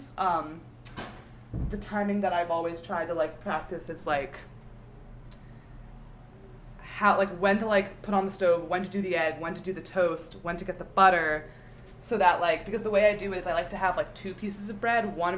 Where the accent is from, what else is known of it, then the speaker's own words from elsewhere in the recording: outside of Philly, New Jersey, United States; I'm from South Jersey, outside of Philly